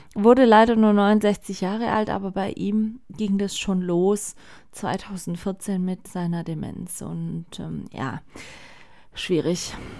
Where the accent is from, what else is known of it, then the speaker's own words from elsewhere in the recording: Germany; bei uns in Deutschland